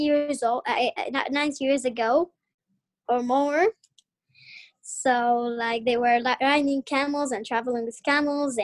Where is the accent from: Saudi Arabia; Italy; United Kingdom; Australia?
Saudi Arabia; from Saudi Arabia.